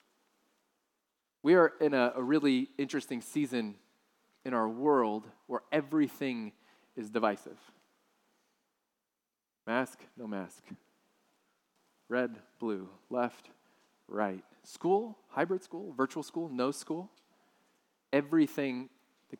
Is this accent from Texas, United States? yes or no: yes; South Texas, United States; I grew up in South Texas